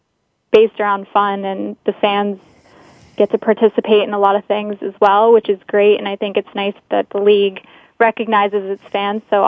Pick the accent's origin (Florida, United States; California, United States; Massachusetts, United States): Massachusetts, United States; Boston; I'm from Boston